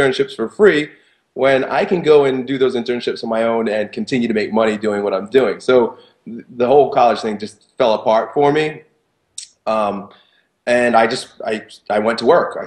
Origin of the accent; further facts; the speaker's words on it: Long Island, New York, United States; I grew up in Long Island